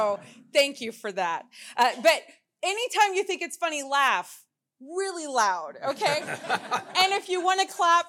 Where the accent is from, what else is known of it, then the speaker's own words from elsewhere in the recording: Texas, United States; also born or lived in Louisiana; now in Houston, United States; I'm from Texas, so everything's big there.